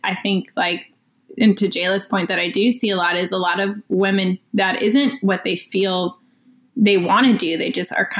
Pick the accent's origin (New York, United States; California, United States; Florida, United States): Florida, United States; moved away as an adult; now in Los Angeles, United States; I'm from Florida, actually, but I've lived here for 8 years now.